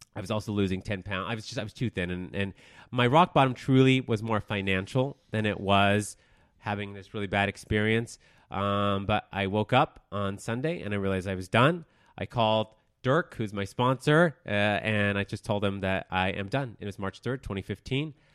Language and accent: English; Denver, Colorado, United States; moved away as an adult; also born or lived in Texas; I was born in Texas. I grew up in Denver, Colorado. I moved out, and, of Denver twelve years ago